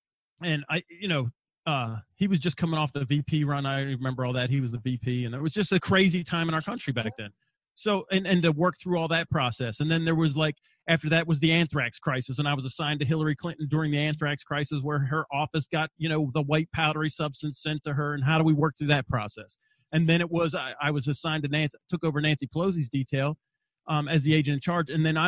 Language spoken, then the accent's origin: English; Wagga Wagga, New South Wales, Australia; My mom and dad were missionaries, so I was brought up in Australia, and I was not allowed to fight back. So I was the out group of the out group. So first off, there was 4 Americans in this little town called Wagga Wagga.